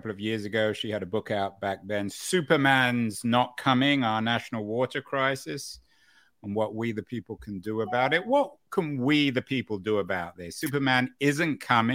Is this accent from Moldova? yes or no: no; England, United Kingdom; I grew up in England